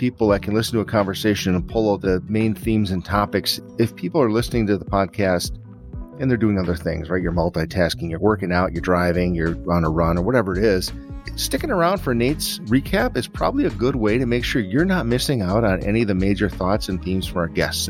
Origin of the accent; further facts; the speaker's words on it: Wisconsin, United States; We're from Wisconsin